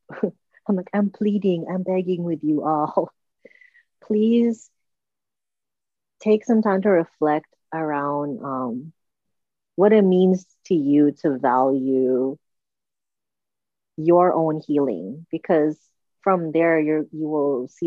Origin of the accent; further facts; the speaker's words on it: Okinawa, Japan; the white bitter melon, which I grew up eating in Okinawa